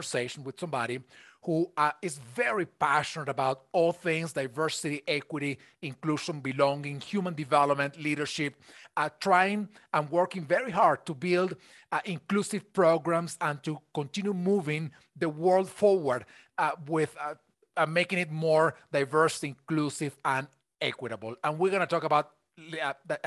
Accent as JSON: {"language": "English", "country": "Venezuela", "moved": "yes", "lives_now": "United States", "said": "I am originally from Venezuela, so I am an immigrant in the United States"}